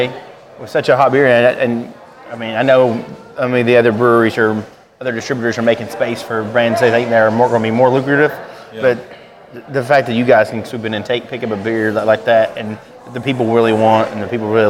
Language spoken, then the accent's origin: English; the South, United States; I'm from the South